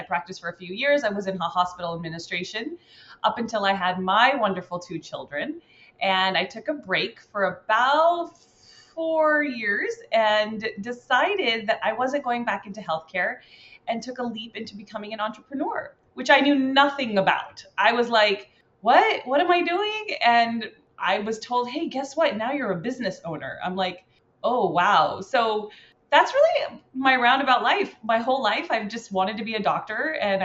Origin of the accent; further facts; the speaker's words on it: Cerritos, California, United States; I grew up in Cerritos, California, a very diverse town here in Cali